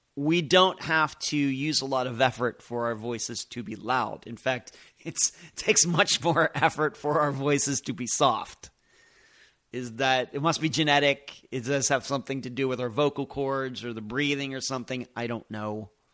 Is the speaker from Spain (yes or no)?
no; Lynchburg, Pennsylvania, United States; also born or lived in Madeira Beach, Florida; now in Clearwater Beach, United States; where I grew up in Lynchburg, Pennsylvania